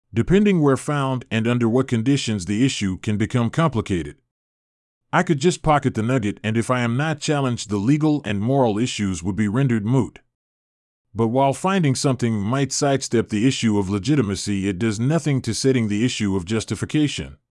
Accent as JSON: {"language": "English", "country": "Canada", "said": "As Canadian citizens"}